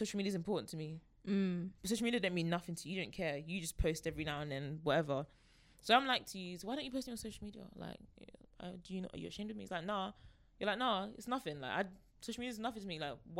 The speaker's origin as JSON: {"language": "English", "country": "Nigeria", "said": "I'm just Nigerian. Not even just, I am Nigerian."}